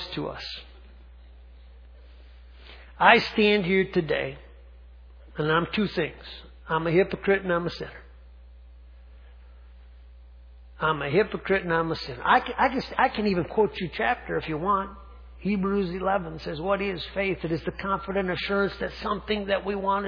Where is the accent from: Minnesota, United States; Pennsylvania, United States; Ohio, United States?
Minnesota, United States; Gaylord; I grew up in Gaylord, Minnesota, small town